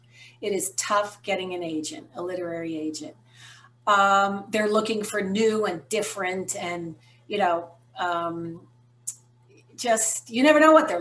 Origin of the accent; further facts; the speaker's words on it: United States; also born or lived in San Francisco, California / Westchester County, New York / Fort Lauderdale, Florida; born in San Francisco and raised in Westchester County, New York, and Fort Lauderdale, Florida.